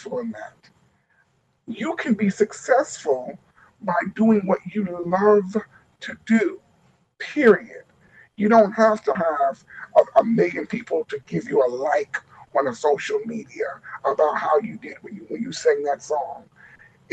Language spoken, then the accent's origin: English; New York, United States; now in Baltimore, United States; I'm from New York.